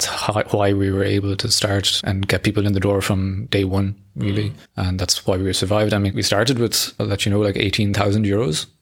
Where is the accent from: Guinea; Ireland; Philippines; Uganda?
Ireland; moved away as an adult; I am from Ireland, but I've been here for 15 years, or 15 or 16 years